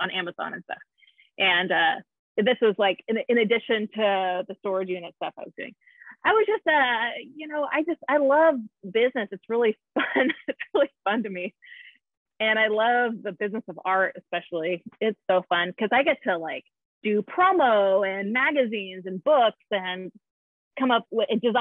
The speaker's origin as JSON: {"language": "English", "region": "Southern California", "country": "United States", "tie": "born or raised there", "moved": "yes", "said": "I grew up in Southern California"}